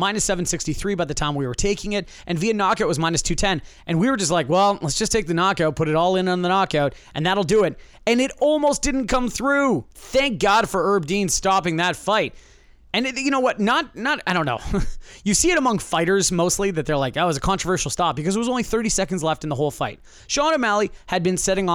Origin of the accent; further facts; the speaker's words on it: Canada; I am Canadian.